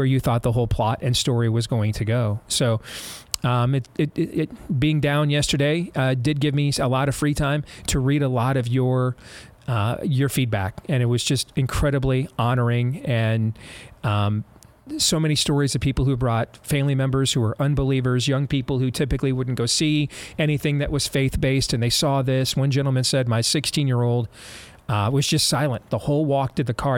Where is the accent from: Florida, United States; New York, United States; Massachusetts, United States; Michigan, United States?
Michigan, United States; Grand Rapids; moved away; it's my hometown